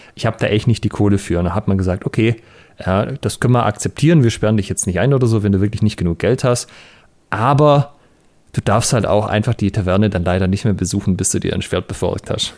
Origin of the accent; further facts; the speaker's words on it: Southern Germany, Germany; ich bin ja hier in Süddeutschland auf dem Dorf aufgewachsen